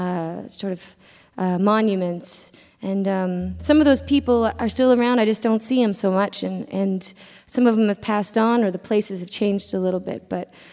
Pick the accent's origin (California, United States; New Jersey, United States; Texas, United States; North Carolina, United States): California, United States; Southern; I'm from Southern California. I grew up going to bluegrass festivals out around the southwest part of the country